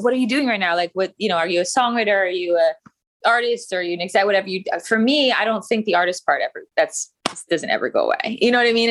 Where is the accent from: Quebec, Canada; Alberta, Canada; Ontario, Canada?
Alberta, Canada; Calgary; moved away as an adult; also born or lived in Vancouver / Toronto / New York / Los Angeles; now in United States; I'm from Calgary, Canada.